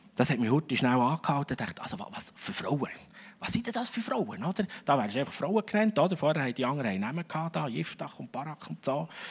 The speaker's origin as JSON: {"language": "German", "country": "Switzerland", "said": "als Schweizer"}